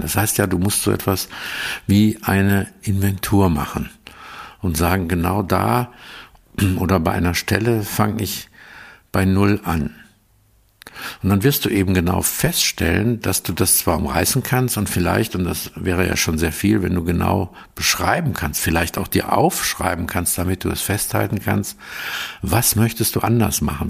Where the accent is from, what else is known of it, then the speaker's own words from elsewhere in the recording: Aachen region, North Rhine-Westphalia, Germany; ich komme ja aus der Region von Aachen